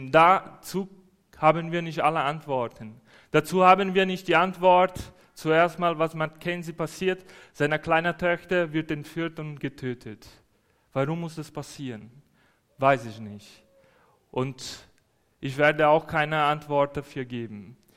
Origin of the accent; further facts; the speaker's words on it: Brazil; Als Brasilianer finde ich das schön, alles weiß draußen zu sehen. Das haben wir nicht in Brasilien.